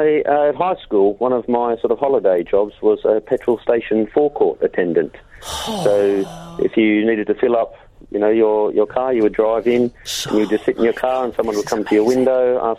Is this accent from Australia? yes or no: yes; Australia; I'm Australian